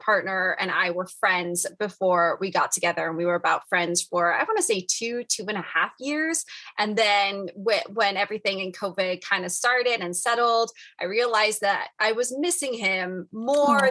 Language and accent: English; Michigan, United States; I am from Michigan